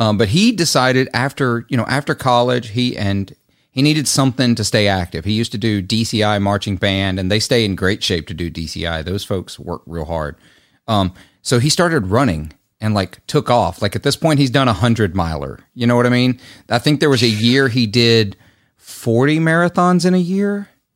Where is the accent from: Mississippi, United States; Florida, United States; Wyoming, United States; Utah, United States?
Mississippi, United States; Clarksdale; my hometown